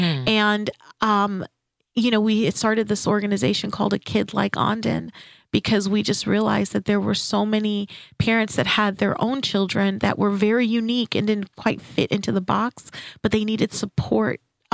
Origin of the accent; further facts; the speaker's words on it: St. Kitts & Nevis; first language French; English is a second language; moved away; also born or lived in Saint-Laurent, Quebec, Canada; when I moved here, I'm originally from St. Kitts, and I lived in Canada in Quebec, and my basic schooling was in Saint-Laurent. And when I moved here as a preteen, I had a hard time fitting in.